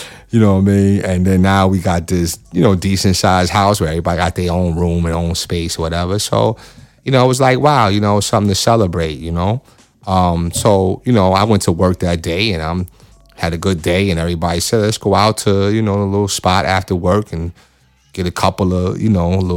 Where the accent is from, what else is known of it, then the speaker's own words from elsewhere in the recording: New York, United States; I'm from New York